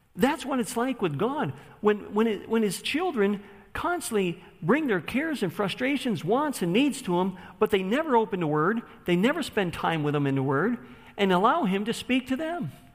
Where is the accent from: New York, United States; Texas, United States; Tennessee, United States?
New York, United States; Buffalo; I grew up in Buffalo, New York, on the west side, in the ghetto